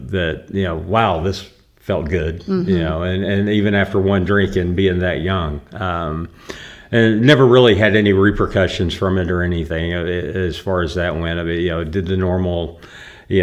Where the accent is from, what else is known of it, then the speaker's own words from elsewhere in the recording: Granbury, Texas, United States; also born or lived in South Carolina; I was born in South Carolina, and we moved to Texas in 81, graduated high school